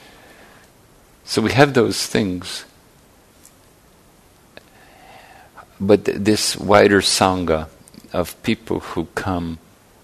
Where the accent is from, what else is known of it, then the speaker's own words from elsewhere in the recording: Ireland; now in San Francisco Bay Area, United States; I grew up in Ireland, and the neighborhood was sort of a stable entity